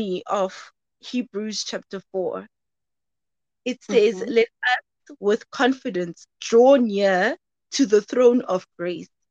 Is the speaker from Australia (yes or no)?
no; Soweto, Gauteng, South Africa; moved away as an adult; now in Cape Town, South Africa; born and bred in Soweto, but relocated due to studying at CPUT. So I'm studying in Cape Town